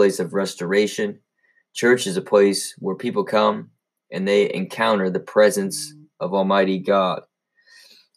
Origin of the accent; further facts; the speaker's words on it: United States; we as American citizens